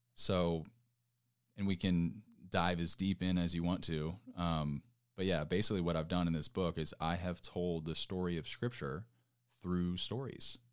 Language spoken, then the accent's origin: English; Orange County, California, United States; moved away as an adult; now in Nashville, United States; coming from California, like, I grew up in Orange County